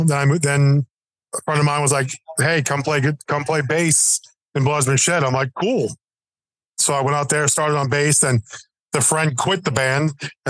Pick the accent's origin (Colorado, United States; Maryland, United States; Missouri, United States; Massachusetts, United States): Massachusetts, United States; Boston; born there; also born or lived in New Jersey / Florida; I was born in Boston. Then we got transferred to New Jersey. Then we went from New Jersey to Florida.